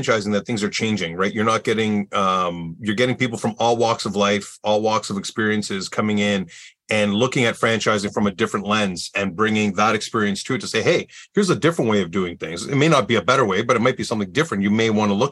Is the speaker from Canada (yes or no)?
yes; Canada; I am your Canadian guest host today.